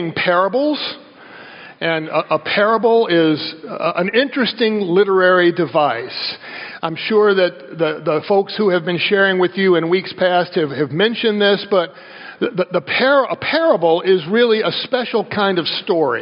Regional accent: the South, United States; I grew up in the South

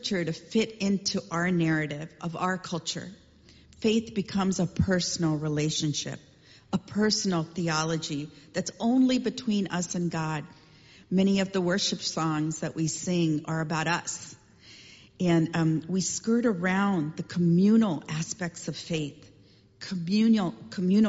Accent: Chennai, Tamil Nadu, India; As a kid growing up in India, I remember our street in Chennai.

